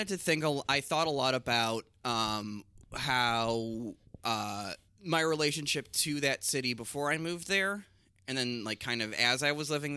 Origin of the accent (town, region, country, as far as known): Chicago, Illinois, United States; also born or lived in Los Angeles